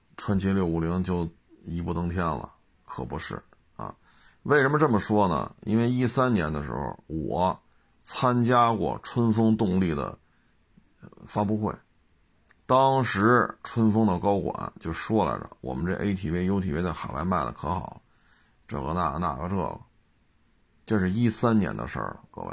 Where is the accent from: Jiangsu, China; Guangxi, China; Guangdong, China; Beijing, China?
Beijing, China; 就以我小时候在北京长大的这个实际的感受就是这样